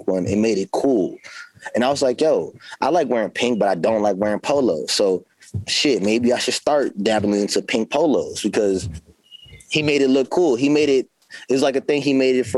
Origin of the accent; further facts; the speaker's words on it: California, United States; now in Baltimore, United States; I'm always going to be from Cali. I'm from Cali